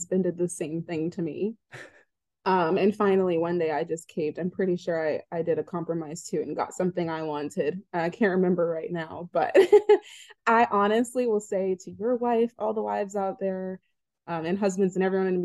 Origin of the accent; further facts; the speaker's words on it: Phoenix, Arizona, United States; moved away as an adult; also born or lived in Kansas City, Kansas; now in Los Angeles, United States; moved to Phoenix